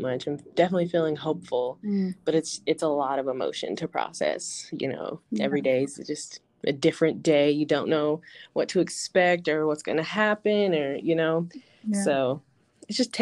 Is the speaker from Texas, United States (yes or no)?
no; Denver, Colorado, United States; Born and raised in Denver, grew up here my whole life